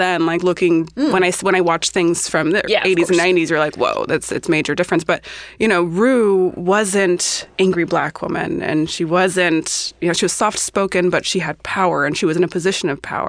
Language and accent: English; Los Angeles, California, United States; I'm a Los Angeles-based hairstylist, and I also grew up in L.A.